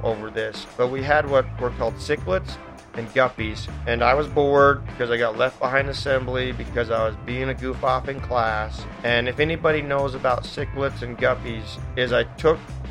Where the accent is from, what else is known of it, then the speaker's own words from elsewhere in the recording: Riverton, Utah, United States; also born or lived in Provo, Utah; I moved from Provo to Riverton